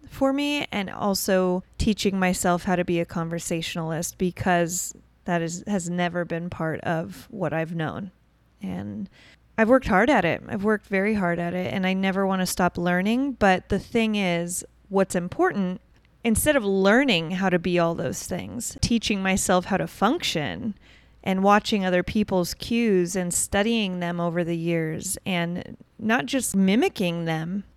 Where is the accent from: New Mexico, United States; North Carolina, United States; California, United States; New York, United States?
California, United States; Newport Beach; grew up in born and raised in Newport Beach, Huntington Beach, Orange County area